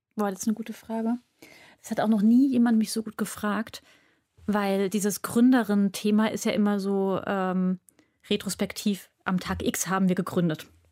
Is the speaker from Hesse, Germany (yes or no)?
yes; Frankfurt am Main, Hesse, Germany; moved away as an adult; now in Berlin, Germany; ich komme gebürtig aus Frankfurt am Main